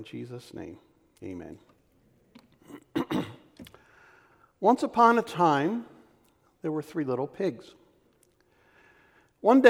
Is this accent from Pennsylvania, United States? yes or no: yes; Philadelphia, Pennsylvania, United States; I was born in 1952 in the Kensington section of Philadelphia